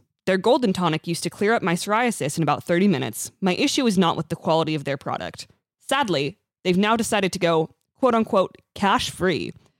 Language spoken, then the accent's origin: English; California, United States; accent: Californian